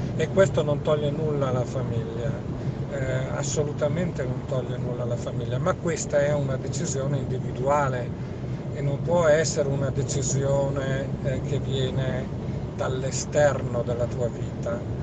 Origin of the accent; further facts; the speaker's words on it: Bolzano, Trentino-Alto Adige, Italy; da Bolzano, forse l'unico amministratore condomani tedesco